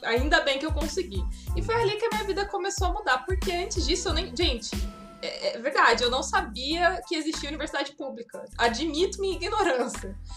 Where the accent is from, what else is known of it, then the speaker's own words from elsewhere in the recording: Vassouras, Rio de Janeiro, Brazil; moved away; Eu venho de eu venho de uma cidade de 14 mil habitantes, eu nasci em Vassouras, no interior do Rio.